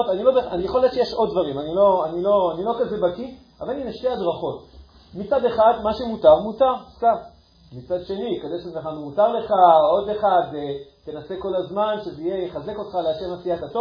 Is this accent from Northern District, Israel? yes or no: no; Ashkelon, Southern District, Israel; אני גדלתי באשקלון